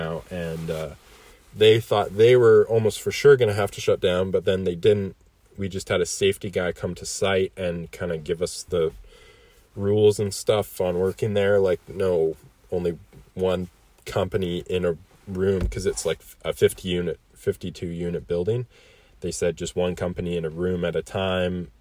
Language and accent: English; Kelowna, British Columbia, Canada; born and raised in Kelowna